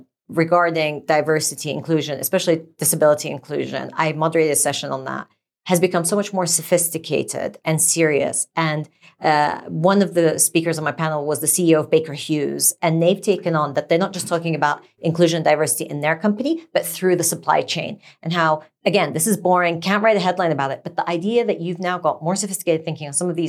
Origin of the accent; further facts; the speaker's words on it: Sweden; born there; No. I was born in Sweden, but I've never skied.